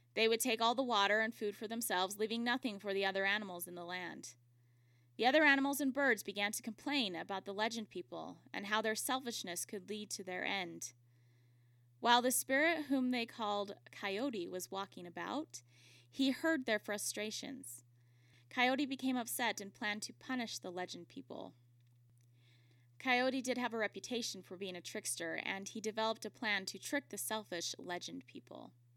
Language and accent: English; Utah, United States; my home state of Utah